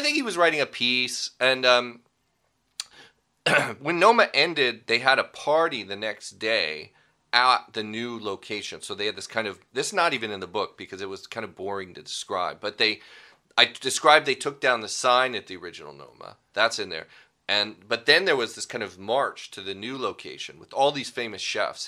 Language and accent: English; Pasadena, California, United States; also born or lived in San Marino, California; I grew up in Los Angeles, Pasadena, really